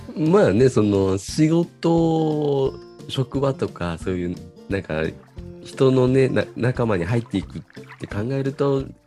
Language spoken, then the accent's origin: Japanese; Kyoto, Japan; 僕、あの、京都育ち